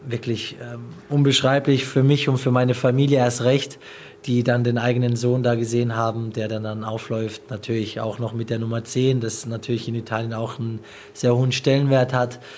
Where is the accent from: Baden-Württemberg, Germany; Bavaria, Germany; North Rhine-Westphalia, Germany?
Baden-Württemberg, Germany; Pforzheim; hier ist meine Heimat. Jeder, der mich kennt, jeder, der weiß, woher ich komme. Pforzheim ist ähm, ja ein Katzensprung von hier